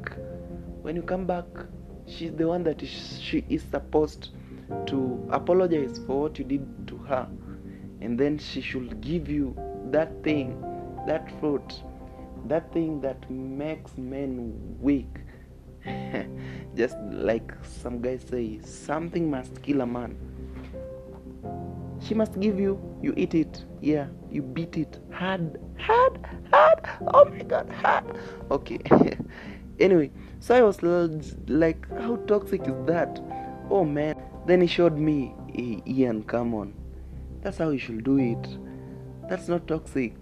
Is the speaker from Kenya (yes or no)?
yes; Kenya; I'm a Kenyan, so I got that no accent.